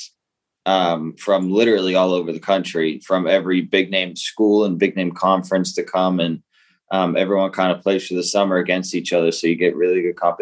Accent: Massachusetts, United States; moved away as an adult; also born or lived in Blacksburg, Virginia; now in Florida, United States; I grew up in Massachusetts where stuff's one way

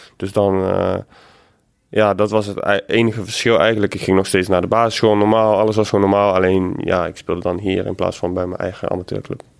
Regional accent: Eindhoven, North Brabant, Netherlands; ik kom uit Eindhoven dus en altijd voor PSV geweest

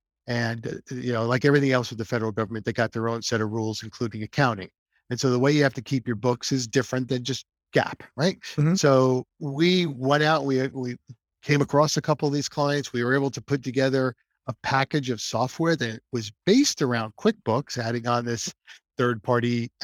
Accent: New Jersey, United States; moved away as an adult; now in Naples, United States; I grew up in New Jersey, spent my first lot of years married, 25 years married life, 27 years married life in New Jersey, raised three kids.

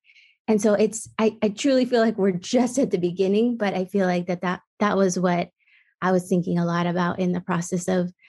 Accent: Midwest, United States; I grew up in the Midwest

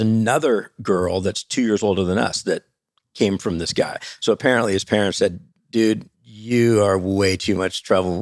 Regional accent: Newport Beach, California, United States; growing up in Newport Beach in the eighties

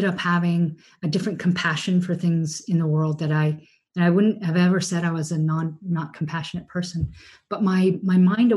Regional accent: New England, United States; We grew up here in New England in a very dairy heavy, very, you know, people hunt people.

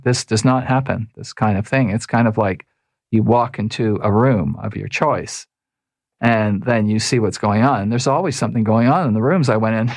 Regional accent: Toronto, Ontario, Canada; I was raised in Toronto.

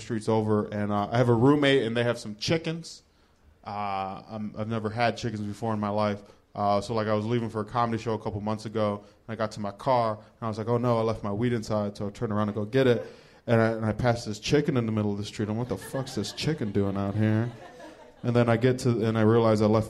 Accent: Cleveland, Ohio, United States; I'm from Cleveland

